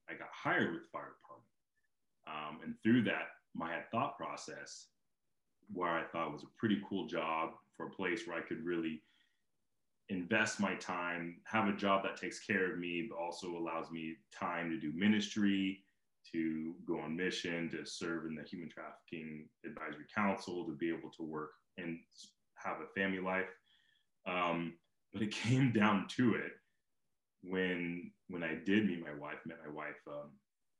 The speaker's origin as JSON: {"language": "English", "town": "Simi Valley", "region": "California", "country": "United States", "tie": "born or raised there", "moved": "yes", "said": "I grew up in Simi Valley, and around that area"}